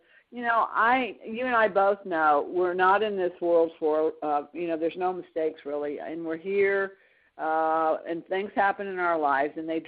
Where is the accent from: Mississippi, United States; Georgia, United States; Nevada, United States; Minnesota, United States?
Georgia, United States; we're both from Georgia.